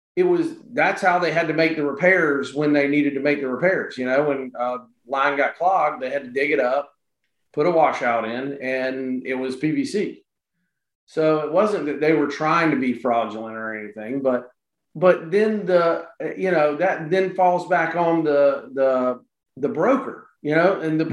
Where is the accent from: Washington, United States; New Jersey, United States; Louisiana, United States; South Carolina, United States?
South Carolina, United States; Florence; now in Charleston, United States; Originally from uh, Florence, South Carolina. Now living here in Charleston